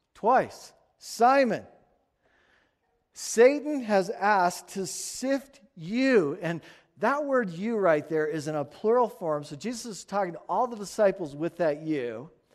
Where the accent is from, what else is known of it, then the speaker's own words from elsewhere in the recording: United States; we're American